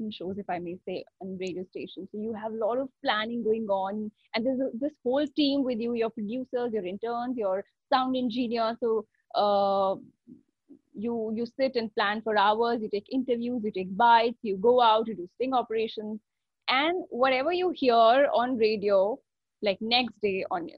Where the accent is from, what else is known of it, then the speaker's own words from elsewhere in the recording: Delhi, India; moved away as an adult; also born or lived in Jaipur; now in Mumbai, India; Delhi is my hometown